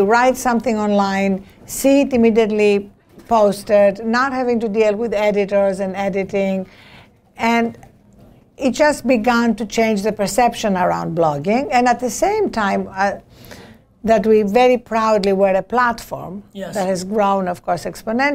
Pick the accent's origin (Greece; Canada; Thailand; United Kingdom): Greece; now in United States; As you can hear from my accent, I was not born in this country. I was born in Greece